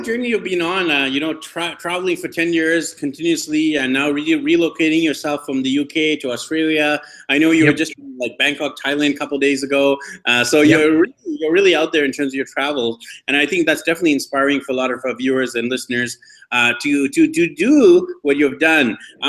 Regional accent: Vancouver, British Columbia, Canada; moved away; I'm actually from Vancouver, BC, Canada. I'm here in Medellin, Colombia.

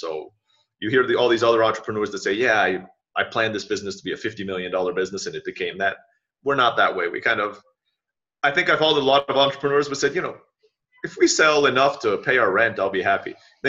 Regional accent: Boston, Massachusetts, United States; I speak quickly. I'm from the Boston area by English, right?

